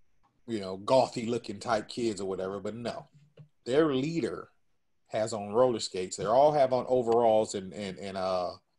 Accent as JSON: {"language": "English", "region": "California", "country": "United States", "said": "we're not from New York, we're from California."}